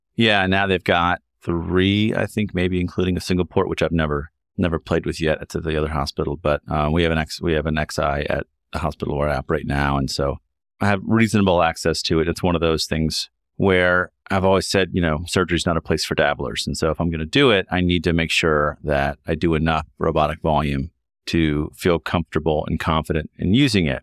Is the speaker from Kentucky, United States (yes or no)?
yes; Kentucky, United States; moved away as an adult; also born or lived in Chicago, Illinois; I'm from Kentucky and did my medical school at University of Kentucky